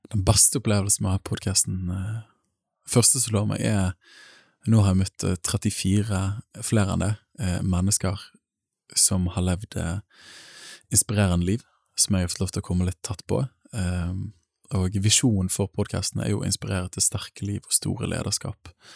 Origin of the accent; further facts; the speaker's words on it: Bergen, Vestland, Norway; accent: Bergen; bor i Bergen, som språket røper. Jeg kommer fra Åsane bydel